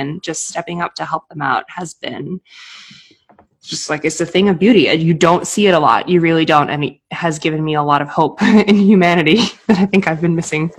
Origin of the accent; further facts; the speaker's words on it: Boston, Massachusetts, United States; also born or lived in Maine; I moved from Boston, where I think I got my cold heart of steel. we're just like asshole New Englanders in Boston.